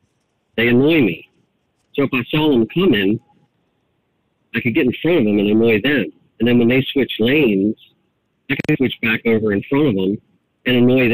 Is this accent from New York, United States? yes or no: no; Maryland, United States; moved away; also born or lived in West Virginia; I have a place in West Virginia. Yeah. I'm originally from Maryland, but I had to get out of that state.